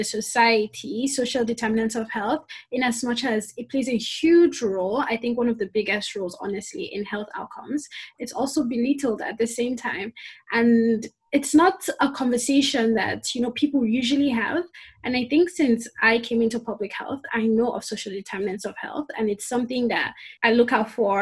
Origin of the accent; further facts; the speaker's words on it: Nigeria; moved away; my own country, I'm from Nigeria